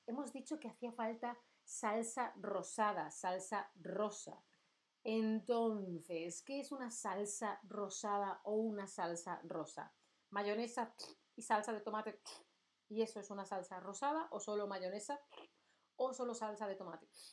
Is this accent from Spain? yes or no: yes; Spain; Yo soy de España.